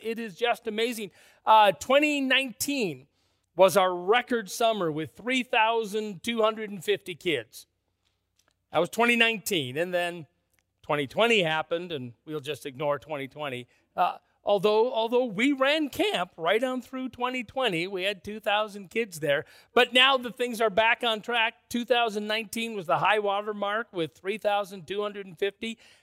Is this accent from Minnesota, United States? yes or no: yes; Minneapolis, Minnesota, United States; I grew up in First Freeman, Minneapolis